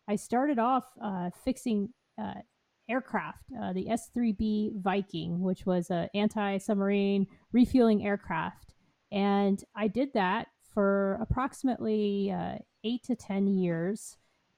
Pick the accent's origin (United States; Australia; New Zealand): United States; Columbus, Ohio; moved away as an adult; also born or lived in Keflavik, Iceland; now in Norfolk, United States; I'm originally from Columbus, Ohio